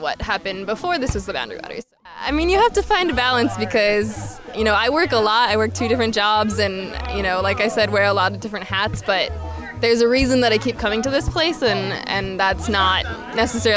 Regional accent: St. Paul, Minnesota, United States; now in Minneapolis, United States; I am originally from St. Paul, Minnesota

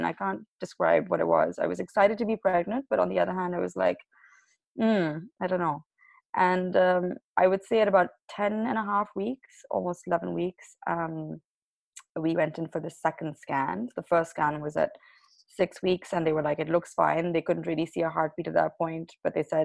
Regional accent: Pakistan; moved away; I'm originally from Pakistan

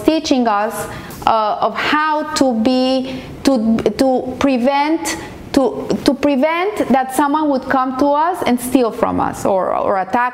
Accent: Colombia; moved away; I'm a Colombian, and I grew up in Colombia in the times of terrorism, of kidnapping

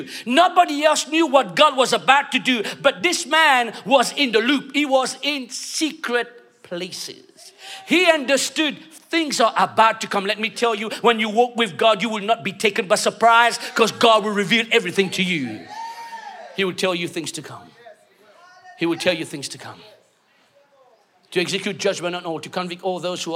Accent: London, United Kingdom; moved away as an adult; now in Mauritius; I'm Mauritian, okay? I know I speak okay English, but I was brought up in London, but then I've been in Mauritius for 15 years

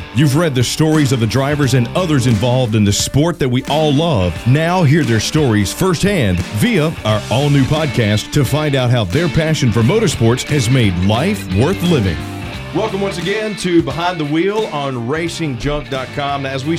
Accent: South Boston, Virginia, United States; growing up in South Boston

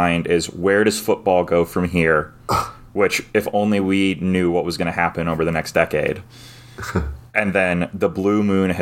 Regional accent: United States; as an American

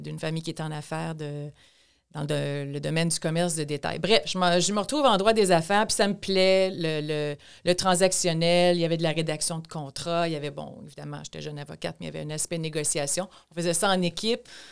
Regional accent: Thetford Mines, Quebec, Canada; moved away as an adult; also born or lived in Montreal; je suis née à Tedford Mines, donc dans la région de Chaudière-Appalaches

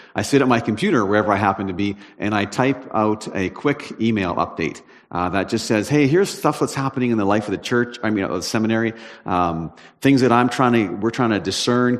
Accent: Prince George, British Columbia, Canada; I'm from Prince George

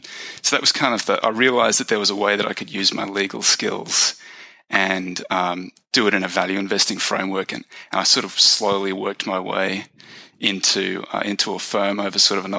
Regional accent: Australia; I grew up in Australia. That's the accent. I grew up in a little country town in the outback Australia. Went to the big city to study my undergrad

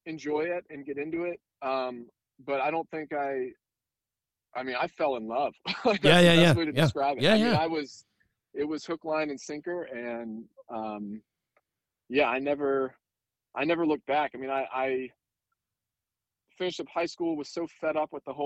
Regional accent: Philadelphia, Pennsylvania, United States; moved away as an adult; also born or lived in North Carolina; I was born and raised in Philly area, but from southern parents

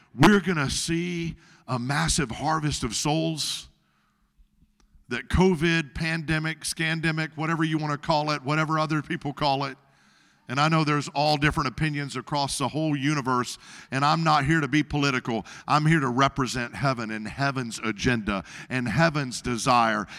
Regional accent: Arkansas, United States; in Arkansas, my home state

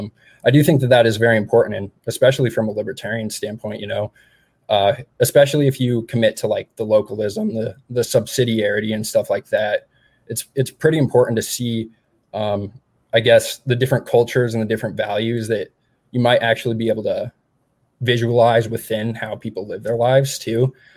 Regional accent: Montana, United States; now in Missoula, United States; I grew up in Montana around mountains and stuff like that, but I was also kind of accustomed to Eastern Montana, which is pretty flat.

